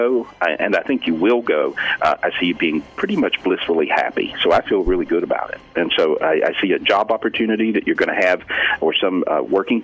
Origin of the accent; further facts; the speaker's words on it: North Carolina, United States; I'm from North Carolina